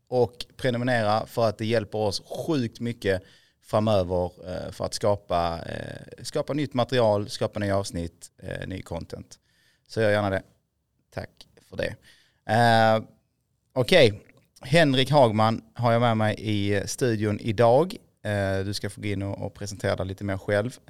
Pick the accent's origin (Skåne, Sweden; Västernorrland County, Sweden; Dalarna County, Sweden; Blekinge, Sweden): Skåne, Sweden; Helsingborg; Född och uppvuxen på, i Helsingborg, på Dalhem. På Dalhem.